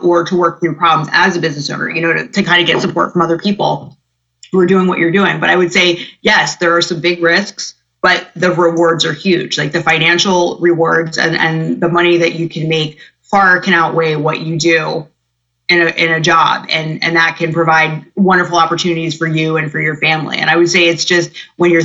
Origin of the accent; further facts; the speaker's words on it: New Jersey, United States; I'm from New Jersey